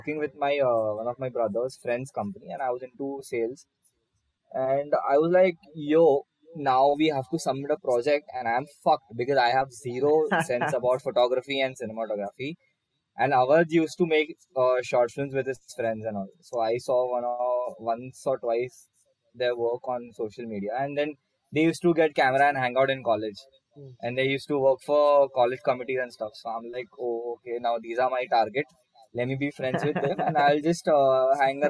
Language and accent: English; Mumbai, Maharashtra, India; also born or lived in Kandivali, Mumbai; I was from South Bombay